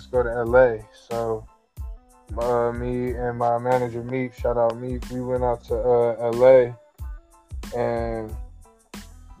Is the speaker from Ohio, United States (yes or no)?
yes; Cleveland, Ohio, United States; I'm from Cleveland, Ohio